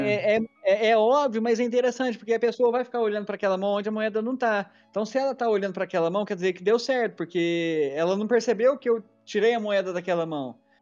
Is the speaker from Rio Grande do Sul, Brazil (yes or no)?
no; Minas Gerais, Brazil; eu sou de Minas Gerais